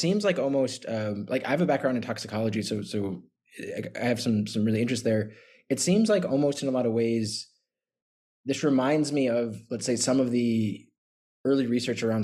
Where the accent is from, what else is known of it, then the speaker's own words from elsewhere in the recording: United States; I'm an American as well